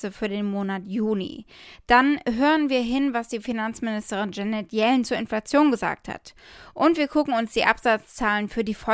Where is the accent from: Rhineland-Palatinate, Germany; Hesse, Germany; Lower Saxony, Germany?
Rhineland-Palatinate, Germany; Ahrweiler; angesichts der Lage in meiner Heimat in Ahrweiler